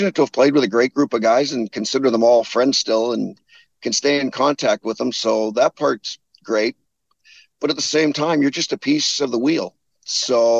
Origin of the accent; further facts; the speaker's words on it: Spruce Grove, Alberta, Canada; a kid growing up in Spruce Grove